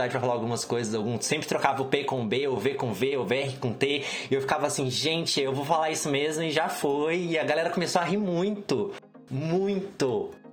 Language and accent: Portuguese; Minas Gerais, Brazil; moved away as an adult; now in São Paulo, Brazil; eu fiz matemática em Minas, de onde eu sou. Eu não tenho mais sotaque porque são quase oito anos em São Paulo